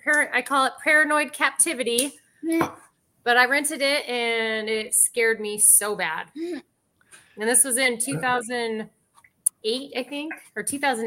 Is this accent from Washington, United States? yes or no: yes; Seattle, Washington, United States; moved away; also born or lived in Kentucky; I'm from Seattle, Washington.